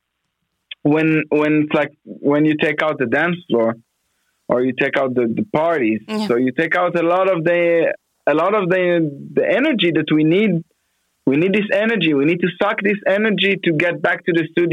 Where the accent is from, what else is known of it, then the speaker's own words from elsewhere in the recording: Afula, Northern District, Israel; moved away as an adult; now in Sao Paulo, Brazil; I was born in Israel, in Afula.